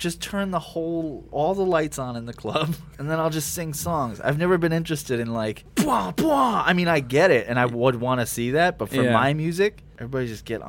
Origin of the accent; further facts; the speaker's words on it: Long Island, New York, United States; Yeah, I was born on Long Island.